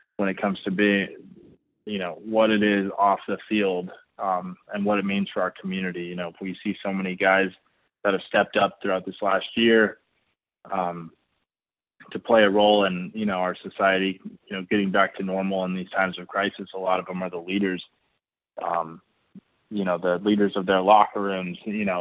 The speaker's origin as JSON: {"language": "English", "town": "San Diego", "region": "California", "country": "United States", "tie": "born or raised there", "moved": "as an adult", "said": "I grew up in San Diego, surrounded by the military."}